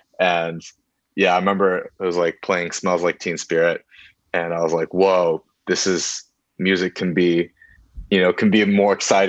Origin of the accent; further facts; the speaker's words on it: Beijing, China; moved away as an adult; now in United States; so I grew up in Beijing for most of my life. That's where I went to school and everything.